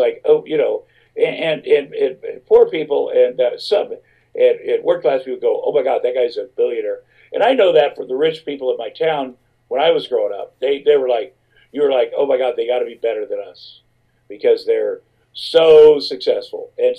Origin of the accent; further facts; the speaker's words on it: Ottumwa, Iowa, United States; I grew up in Ottumwa, Iowa, small town, meatpacking town.